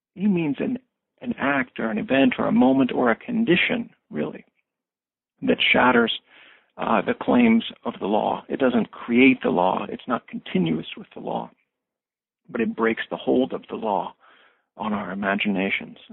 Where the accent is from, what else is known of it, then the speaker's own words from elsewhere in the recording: Springfield, Missouri, United States; I grew up in a small small city in uh, southwest Missouri in the Ozarks. I grew up in Springfield